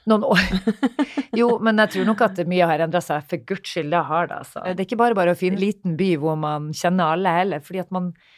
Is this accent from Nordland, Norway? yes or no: yes; Narvik, Nordland, Norway; moved away; hjembyen min, som jeg er så stolt av